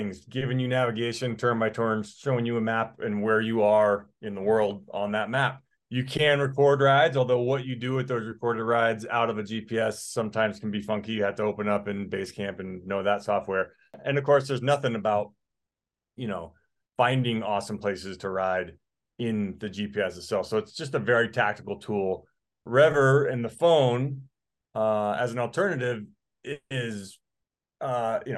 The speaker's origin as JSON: {"language": "English", "region": "Colorado", "country": "United States", "said": "I'm from Colorado"}